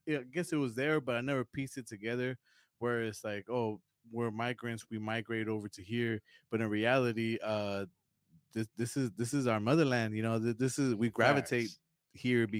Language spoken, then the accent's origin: English; San Diego, California, United States; I say I'm coming from San Diego.